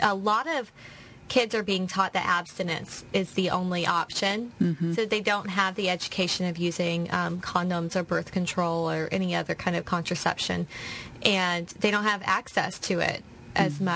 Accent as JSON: {"language": "English", "town": "Gulfport", "region": "Mississippi", "country": "United States", "tie": "born or raised there", "moved": "as an adult", "lives_now": "Irvine, United States", "said": "I'm from Mississippi, and I grew up in a little town called Gulfport"}